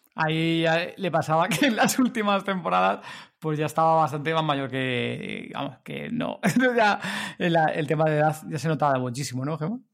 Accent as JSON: {"language": "Spanish", "town": "Madrid", "region": "Community of Madrid", "country": "Spain"}